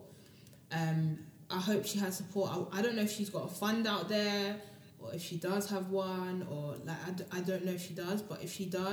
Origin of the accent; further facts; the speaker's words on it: London, United Kingdom; moved away; I grew up in South London.